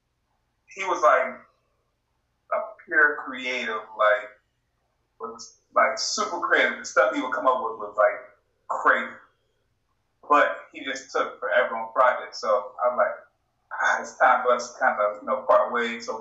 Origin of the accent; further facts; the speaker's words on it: Portsmouth, Virginia, United States; also born or lived in Suffolk, Virginia; I am from Portsmouth in Suffolk, Virginia.